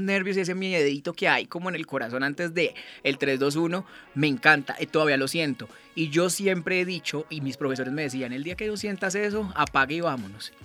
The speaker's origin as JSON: {"language": "Spanish", "town": "Cartago", "region": "Valle del Cauca", "country": "Colombia", "also_born_or_lived": "Pamplona, Norte de Santander", "moved": "as an adult", "said": "me regresé a mi tierra, a Cartago Valle"}